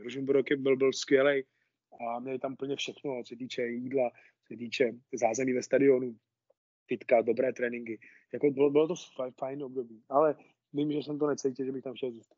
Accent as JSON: {"language": "Czech", "town": "Nová Ves u Nového Města na Moravě", "region": "Vysočina Region", "country": "Czechia", "tie": "born or raised there", "said": "já začal v týmě Nová Ves u Nového města na Moravě to je, to je vesnice, odkud pocházím"}